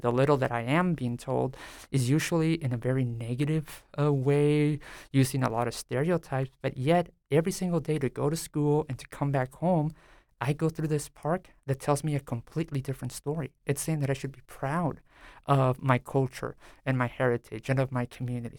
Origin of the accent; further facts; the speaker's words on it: San Diego, California, United States; now in Stillwater, United States; I grew up in a predominantly, uh, Mexican-American, uh, community called Barrio Logan near downtown San Diego